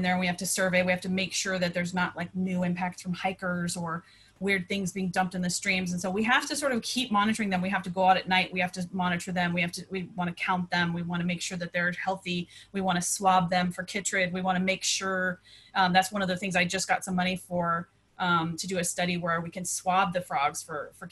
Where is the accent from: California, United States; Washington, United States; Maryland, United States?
California, United States; San Diego; also born or lived in Detroit, Michigan; moving to San Diego when I was 11 from Detroit